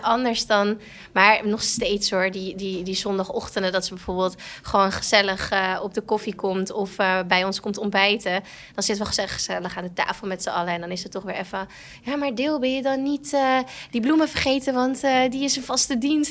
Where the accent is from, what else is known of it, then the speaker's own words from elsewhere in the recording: Purmerend, North Holland, Netherlands; Wij komen uit Permanent.